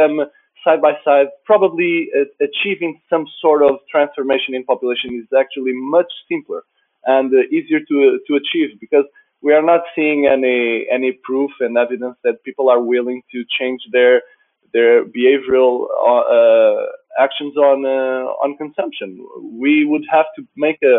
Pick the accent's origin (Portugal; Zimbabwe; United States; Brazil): Portugal; I'm from Portugal.